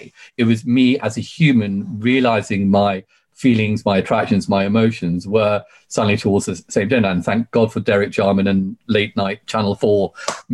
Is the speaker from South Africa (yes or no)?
no; United Kingdom; also born or lived in Sri Lanka; came to the UK when I was 4 years old in 1978